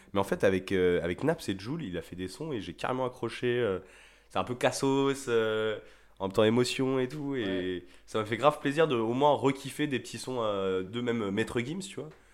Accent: Rennes, Brittany, France; je suis de Rennes

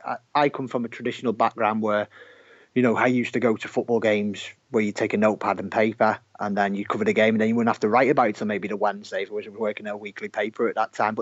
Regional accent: Merseyside, North West England, United Kingdom; you might be able to tell from my accent is where I'm from

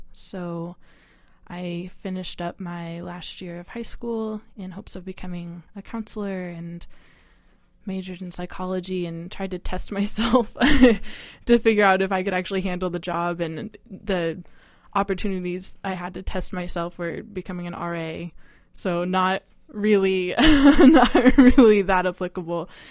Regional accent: Eureka, California, United States; now in Seattle, United States; I grew up in Northern California, a small town called Eureka.

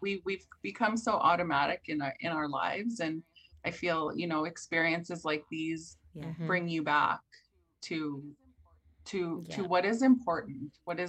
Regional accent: Canada; I am a Canadian who grew up with this landscape my entire life.

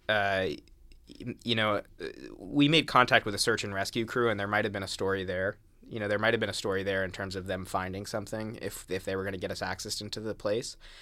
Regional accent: Rhode Island, United States; I grew up in Rhode Island

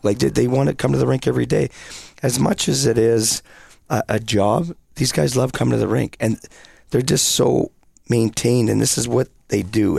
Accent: British Columbia, Canada; now in Rapid City, United States; I grew up in British Columbia

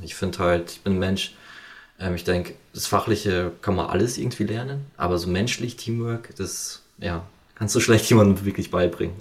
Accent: Amberg, Bavaria, Germany; moved away as an adult; also born or lived in Fürstenfeldbruck / Munich; ich komme ja eigentlich aus Amberg, da gab es halt leider nicht so viel Angebot ähm, wegen dieser Ausbildung

